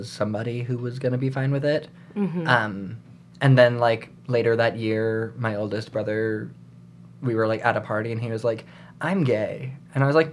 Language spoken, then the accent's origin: English; New York, United States; I grew up in New York